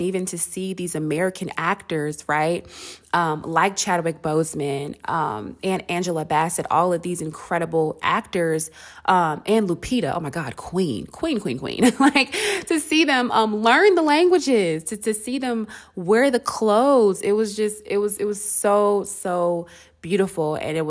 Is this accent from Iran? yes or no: no; Nigeria; because I feel like not only was Black people and Africans and me being Nigerian were able to see our culture and to embrace what was being shown